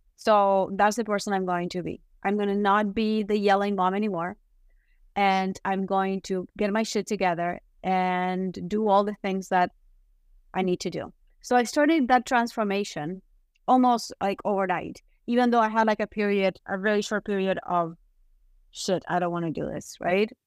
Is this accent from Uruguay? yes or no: yes; Uruguay; moved away as an adult; now in United States; I am from Uruguay.